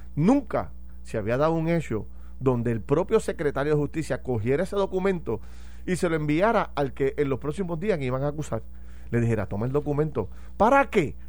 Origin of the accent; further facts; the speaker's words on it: Puerto Rico; a mí como puertorriqueño